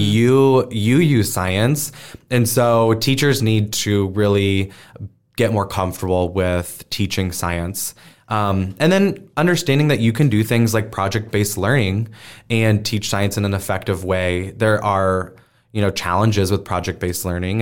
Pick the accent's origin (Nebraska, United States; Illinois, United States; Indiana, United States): Nebraska, United States; Omaha; I was born and raised here in Omaha